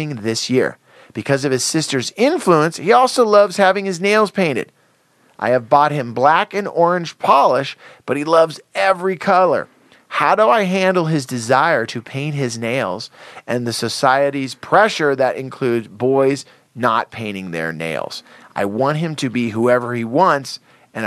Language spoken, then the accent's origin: English; Santa Cruz, California, United States; now in Los Angeles, United States; I grew up in Santa Cruz, in the ocean.